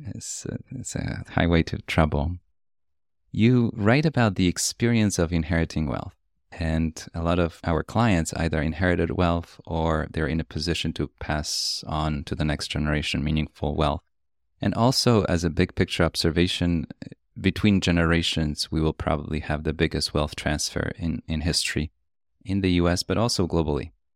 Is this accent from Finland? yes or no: no; Poland; moved away; I grew up in Poland